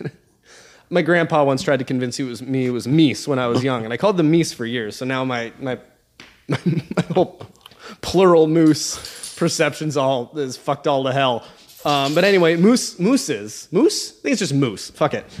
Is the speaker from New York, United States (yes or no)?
no; Alaska, United States; I'm from Alaska